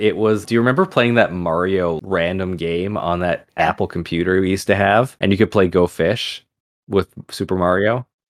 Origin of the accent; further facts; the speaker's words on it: England, United Kingdom; That, and, you know, we're English, so that's where most of the stories come from.